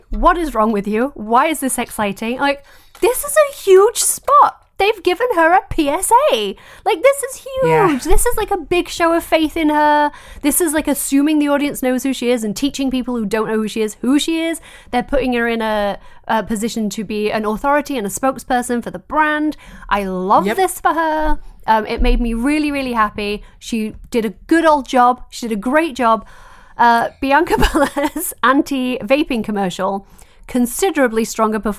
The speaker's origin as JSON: {"language": "English", "country": "United Kingdom", "said": "as a British person who is constantly corrected on her pronunciation"}